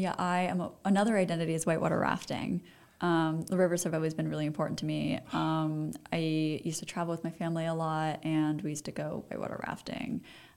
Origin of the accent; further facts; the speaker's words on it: East Coast, United States; yeah, because I'm from the East Coast, so right.